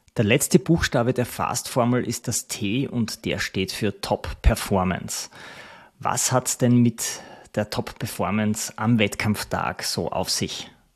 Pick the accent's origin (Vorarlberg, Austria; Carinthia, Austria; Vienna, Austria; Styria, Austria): Styria, Austria; Ich komme aus der Steiermark, aus dem Land der Kürbisse.